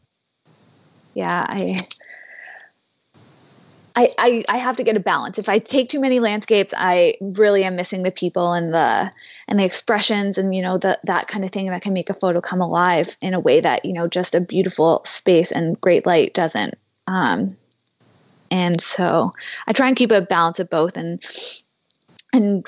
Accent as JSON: {"language": "English", "country": "Canada", "said": "As a Canadian"}